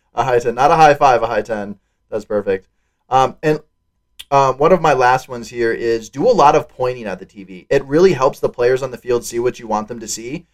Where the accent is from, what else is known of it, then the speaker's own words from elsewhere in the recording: Wisconsin, United States; I'm from Wisconsin